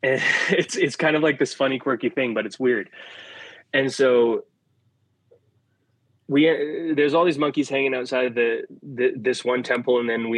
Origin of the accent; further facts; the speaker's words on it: India; So being in Vrindavan for Diwali, it's like a special thing as an Indian.